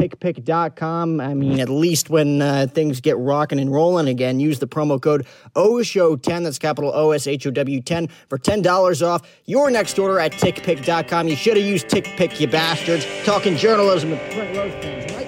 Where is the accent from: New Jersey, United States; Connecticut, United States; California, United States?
New Jersey, United States; I'm from New Jersey